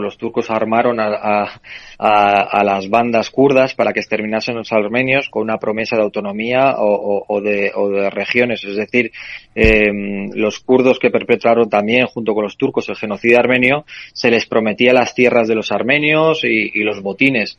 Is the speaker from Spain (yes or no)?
yes; Spain; como español